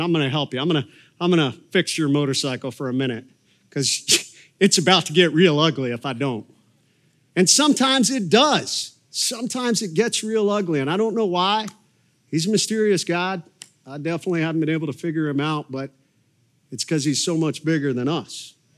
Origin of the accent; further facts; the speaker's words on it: Coshocton, Ohio, United States; moved away; Coshocton, Ohio was where I was born, and, uh, grew up there